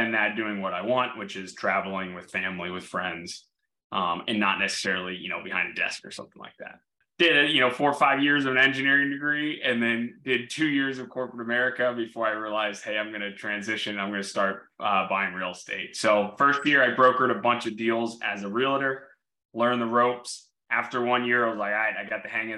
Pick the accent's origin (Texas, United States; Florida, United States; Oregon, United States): Florida, United States; Orlando; I grew up in Orlando